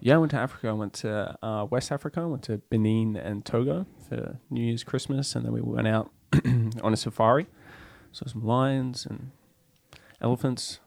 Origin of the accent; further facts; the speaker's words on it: Central Coast, New South Wales, Australia; now in Norway; I grew up just north, um, of Sydney